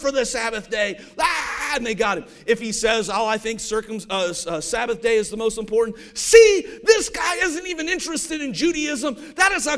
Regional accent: Ohio, United States; I grew up in Ohio

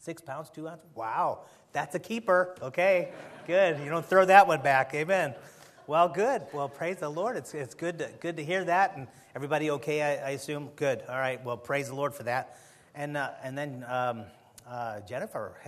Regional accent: Chicago, Illinois, United States; moved away; I was born and raised in Chicago, and I've been away for so long

